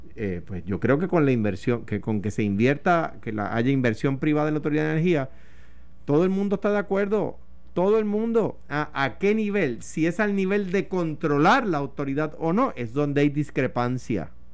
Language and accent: Spanish; Coamo, Puerto Rico; accent: arrastro la R; Yo soy de Cuamo y vengo de, un campo de este país